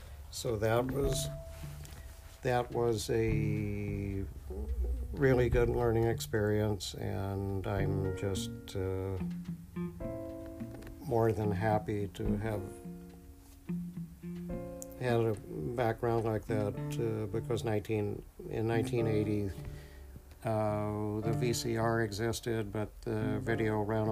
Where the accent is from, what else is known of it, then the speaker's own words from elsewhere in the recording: Electra, Texas, United States; my hometown, Electra, Texas